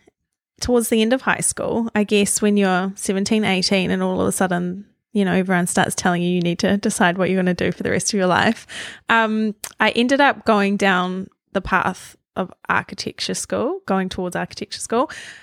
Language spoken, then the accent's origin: English; Auckland, New Zealand; So I grew up on the North Shore of Auckland, and I was the eldest of three.